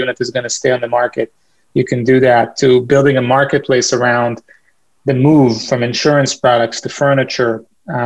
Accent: Boston, Massachusetts, United States; I'm from Boston

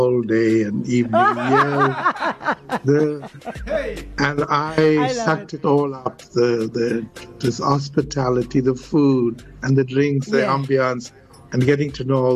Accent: Durban, KwaZulu-Natal, South Africa; I'm from Africa, I'm from Durban

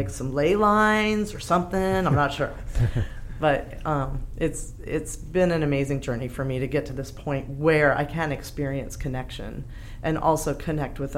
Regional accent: United States; moved away as an adult; I'm from the States. And I moved here 10 years ago

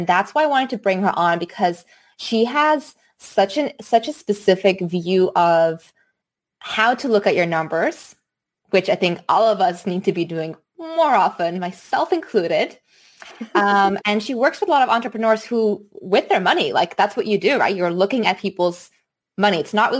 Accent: Singapore; also born or lived in United States; I grew up in Singapore in the US.

